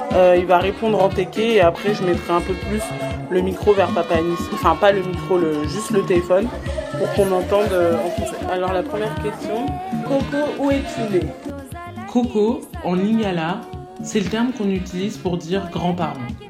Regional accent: France; J'ai 22 ans, j'ai grandi en France mais toute ma famille est originaire du Congo-Brazzaville.

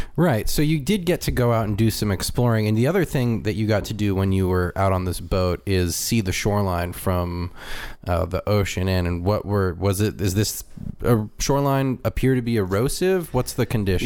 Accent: California, United States; moved away; I was from California

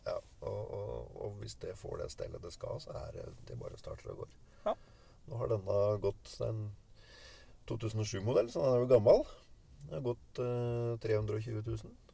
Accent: Tønsberg, Vestfold, Norway; Jeg kommer fra Tønsberg. Ja. Eh, fra et lite småbruk

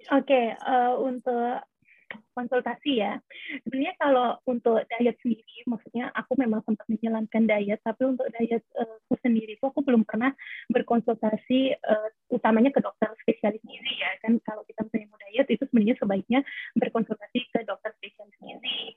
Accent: Lombok, West Nusa Tenggara, Indonesia; also born or lived in Australia; aku uh, asalnya dari Lombok

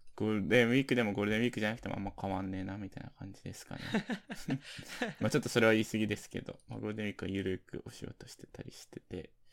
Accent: Hokkaido, Japan; now in Tokyo, Japan; 僕ら住んでる、住んでた地元

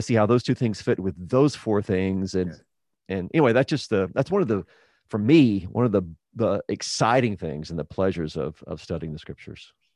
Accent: Texas, United States; also born or lived in New Mexico / Midwest / Oklahoma; I was born there, raised pretty much in, in Texas

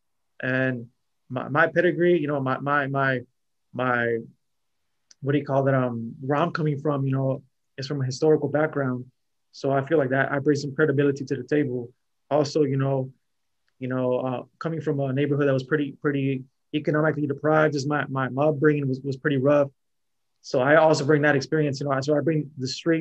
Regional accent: Southern California, United States; I'm from Southern Cali.

